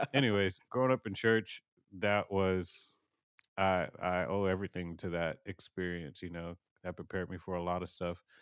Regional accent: Houston, Texas, United States; born and raised in Houston, Texas

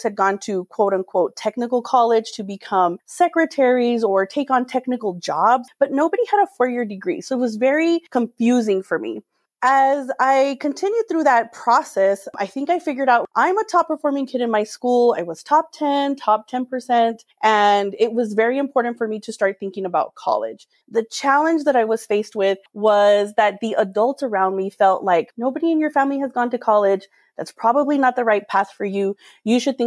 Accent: Edinburg, Texas, United States; moved away as an adult; now in El Paso, United States; I am a native of Edinburgh, Texas. It's a small town on the border of Texas with Reynosa and Matamoros, Mexico

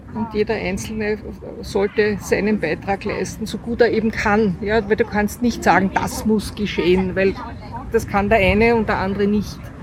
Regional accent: Austria; als Österreicher

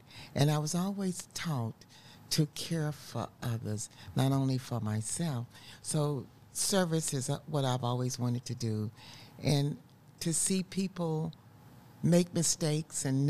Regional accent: Spartanburg, South Carolina, United States; also born or lived in Columbia, South Carolina; I'm a Southern girl. I was born in Spartanburg, South Carolina, at the foot of the Blue Ridge Mountains, mm-hmm. Beautiful country there.

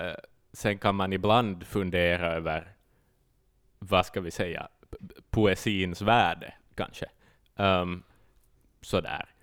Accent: Finland; vi är ju finlandssvenskar

